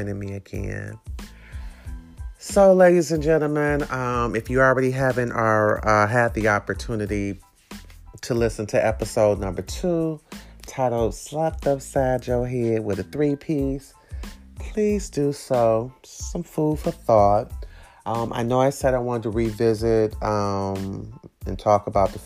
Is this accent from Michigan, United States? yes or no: yes; Detroit, Michigan, United States; I'm from Detroit, we hustle